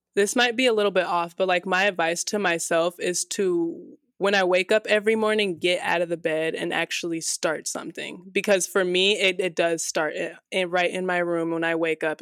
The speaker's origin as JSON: {"language": "English", "town": "Las Vegas", "region": "Nevada", "country": "United States", "tie": "born or raised there", "said": "This is my home, and I will, like, probably always have roots here in Vegas, but there's just something about growing up in Vegas"}